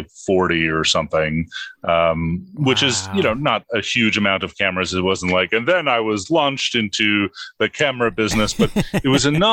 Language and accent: English; New York City, New York, United States; I grew up in the Bronx.